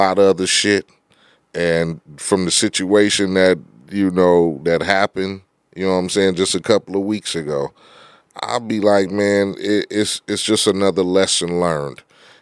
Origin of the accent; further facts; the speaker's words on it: Compton, California, United States; I grew up in Compton. I was fucking gangbanging at 13, 14 years old.